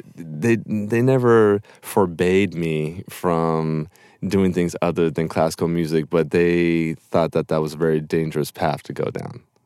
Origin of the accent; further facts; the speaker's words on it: Topanga, California, United States; I grew up in Topanga Canyon